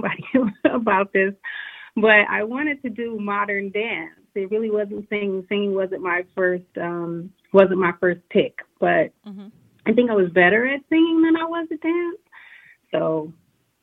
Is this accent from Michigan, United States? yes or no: yes; Detroit, Michigan, United States; now in Atlanta, United States; I reside in Atlanta right now. I am from Motown, Detroit City